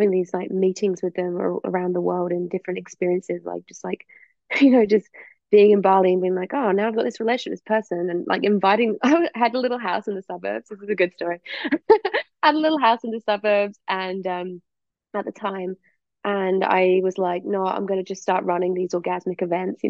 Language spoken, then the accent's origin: English; England, United Kingdom; also born or lived in Perth / East Coast, Australia; now in Australia; I'm obviously from England. I moved over to Australia